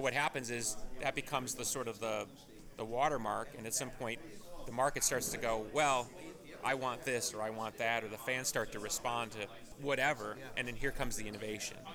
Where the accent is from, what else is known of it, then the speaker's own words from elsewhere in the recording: Chicago, Illinois, United States; I grew up in the Chicago version